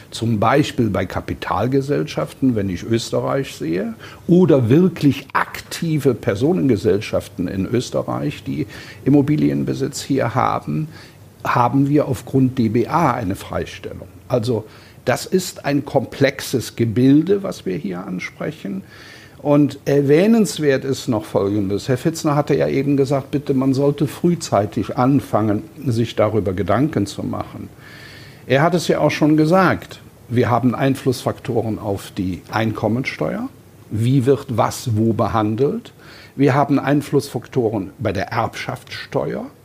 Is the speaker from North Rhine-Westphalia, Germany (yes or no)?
yes; Cologne, North Rhine-Westphalia, Germany; also ich drücke das mal als Kölner ein bisschen salopp aus.